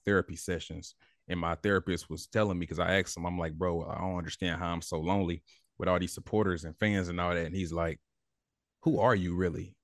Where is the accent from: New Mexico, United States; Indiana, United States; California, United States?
Indiana, United States; Indianapolis; growing up in Indianapolis, you ain't got no choice but to be hungry